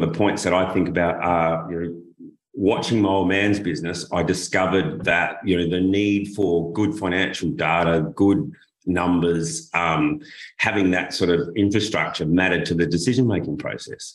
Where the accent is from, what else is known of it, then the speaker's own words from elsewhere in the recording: Adelaide, South Australia, Australia; I come from Adelaide, South Australia, and it's a desert climate